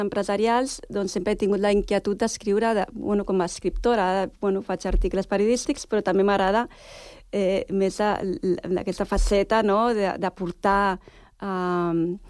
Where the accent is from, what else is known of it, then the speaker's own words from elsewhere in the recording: Sitges, Catalonia, Spain; moved away as an adult; also born or lived in Barcelona; now in Sant Cugat, Spain; jo vaig néixer a Barcelona, tot i que he viscut tota la vida a Sitges.